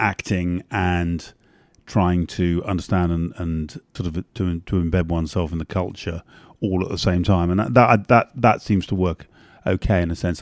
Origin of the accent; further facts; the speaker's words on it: London, United Kingdom; also born or lived in north of England / Ireland; I'm half Irish, but essentially the English elite, London elite